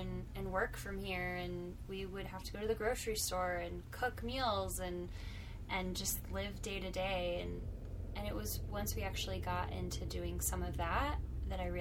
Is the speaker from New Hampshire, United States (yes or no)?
no; Orlando, Florida, United States; moved away as an adult; also born or lived in Texas; I grew up in Orlando, and I lived in Orlando for most of my life, with the exception of a couple of years in high school. My family moved overseas, and I'm a short stint in Texas.